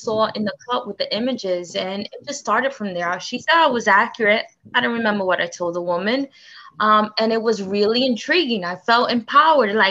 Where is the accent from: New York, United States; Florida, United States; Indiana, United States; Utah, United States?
New York, United States; New York City; I grew up in Brooklyn, in Bushwick